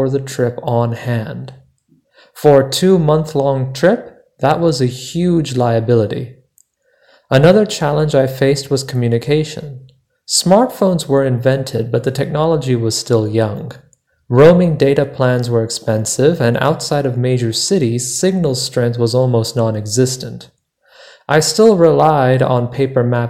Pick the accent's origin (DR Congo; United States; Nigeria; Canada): United States; I am from the United States, but nearly half my extended family lives abroad